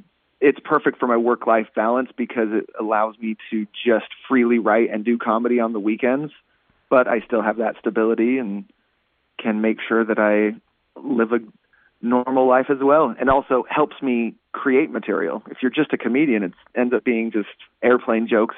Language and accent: English; Utah, United States; Utah, which is my home state